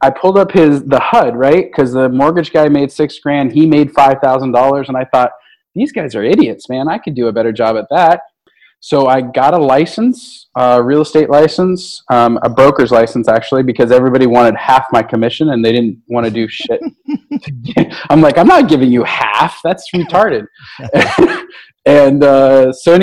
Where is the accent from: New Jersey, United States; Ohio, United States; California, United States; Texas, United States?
California, United States; Redding; moved away; also born or lived in Sacramento; I was born in Northern California in a place called Redding, which is the third worst place to live in America